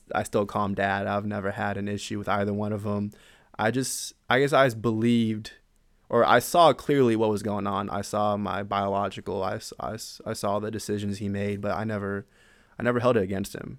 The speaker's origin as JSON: {"language": "English", "town": "San Antonio", "region": "Texas", "country": "United States", "tie": "born or raised there", "moved": "as an adult", "said": "originally I'm from San Antonio, Texas. I grew up there. I was there my whole life"}